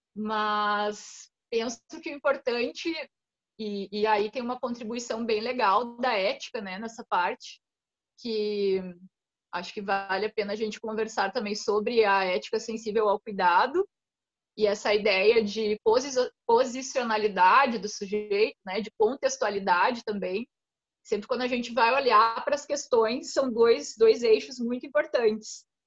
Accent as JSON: {"language": "Portuguese", "region": "Rio Grande do Sul", "country": "Brazil", "said": "o lugar de onde eu venho é de colonização alemã"}